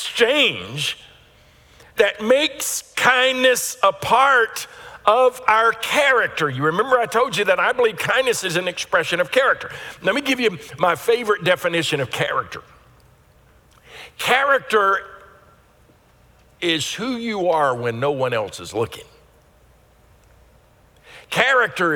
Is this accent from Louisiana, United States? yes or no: yes; Louisiana, United States; I grew up in Louisiana around horses